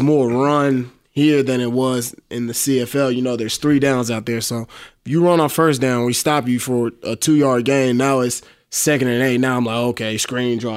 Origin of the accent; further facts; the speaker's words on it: Dallas, Texas, United States; I'm from Dallas